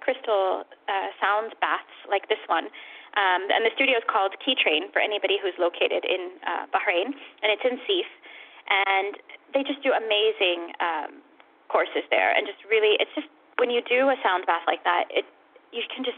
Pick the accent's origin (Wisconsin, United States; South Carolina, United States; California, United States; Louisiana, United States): California, United States; moved away; I'm actually from California.